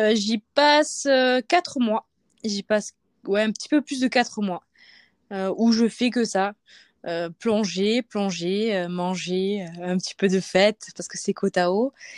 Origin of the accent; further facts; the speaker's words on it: Provence-Alpes-Côte d'Azur, France; also born or lived in Marseille; now in Isère, France; je suis originaire euh, bah, de Marseille. Euh, je suis née là-bas, mais j'ai grandi en Haute-Provence